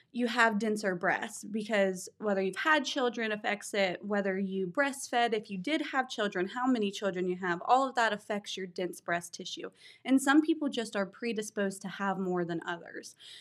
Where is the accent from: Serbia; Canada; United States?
United States; Bidwell, Ohio; I grew up in Bidwell, lived there, went to school there